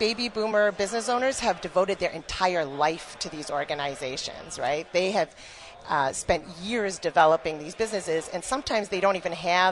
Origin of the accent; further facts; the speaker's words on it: Canada; moved away as an adult; now in Michigan, United States; I actually was born and raised in Canada